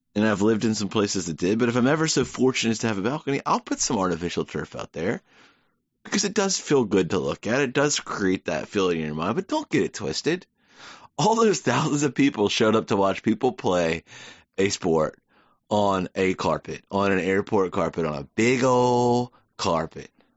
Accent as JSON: {"language": "English", "country": "United States", "said": "I'm an American."}